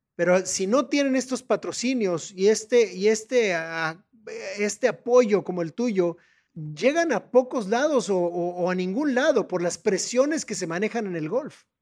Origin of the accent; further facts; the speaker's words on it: Mexico; como mexicanos